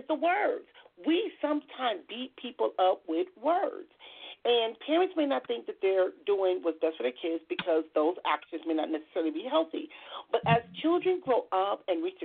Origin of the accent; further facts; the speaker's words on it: Compton, California, United States; I grew up in Compton.